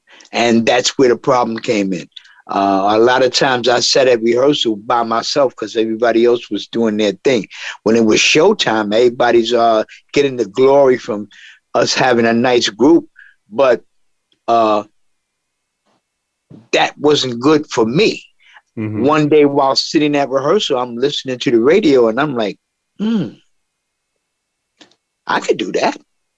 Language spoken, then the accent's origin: English; New York City, New York, United States; In Harlem, you could walk down the street on a daily basis and feel the soul in the air.